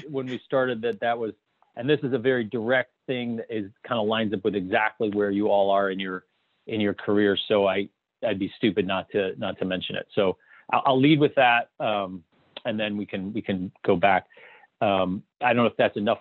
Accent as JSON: {"language": "English", "town": "Toledo", "region": "Ohio", "country": "United States", "tie": "born or raised there", "said": "I grew up in a small town in Ohio. It was a rural farming town. Uh, not, not, it was actually a suburb of Toledo, uh, Ohio"}